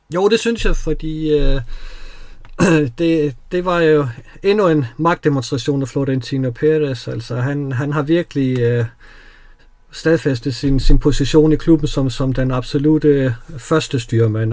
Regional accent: Odense, Southern Denmark, Denmark; jeg er jo fra Odense

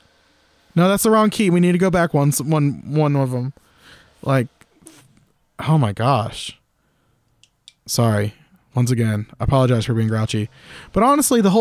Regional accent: Florida, United States; moved away; I'm originally from Florida

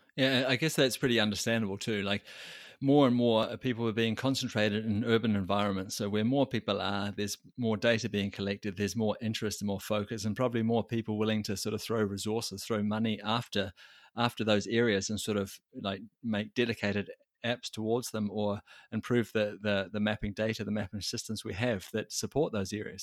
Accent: New Zealand; I come from New Zealand

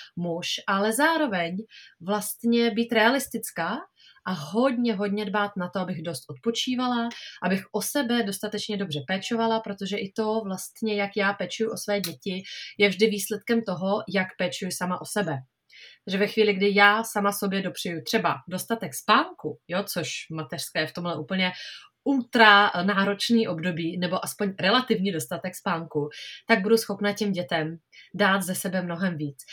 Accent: Czechia; u nás v Čechách

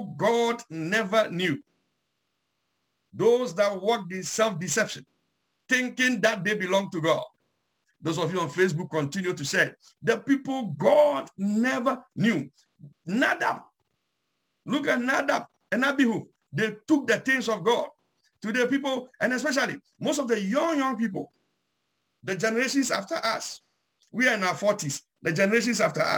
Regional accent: Ghana; I'm from Ghana, so I'll use a Ghanaian heritage

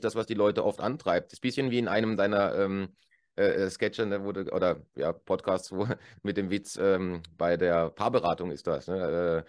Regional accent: Germany; moved away as an adult; now in Switzerland; als Deutscher, der jetzt äh, über zehn Jahre hier lebt

